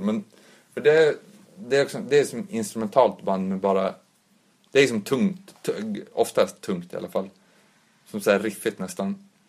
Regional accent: Umeå, Västerbotten County, Sweden; de jag växte upp med också i Umeå

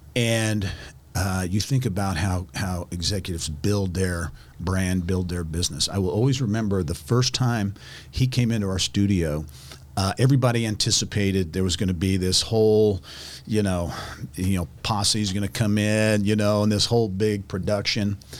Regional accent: Clinton, Indiana, United States; where I grew up in Clinton, Indiana

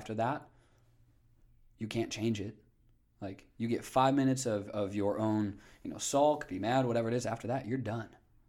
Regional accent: Northwest Indiana, United States; Northwest Indiana.

